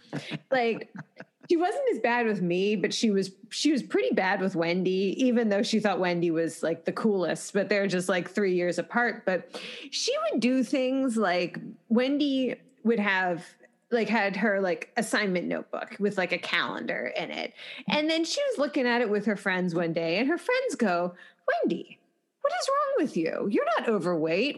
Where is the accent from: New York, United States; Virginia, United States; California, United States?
Virginia, United States; Arlington; moved away as an adult; also born or lived in Washington, District of Columbia, United States; now in Pittsburgh, United States; I'm from Arlington, Virginia, but I came here when I was 18